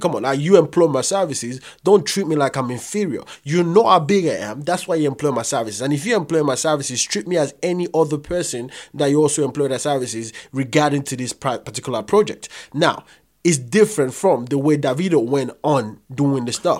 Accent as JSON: {"language": "English", "country": "Nigeria", "said": "I'm Nigerian"}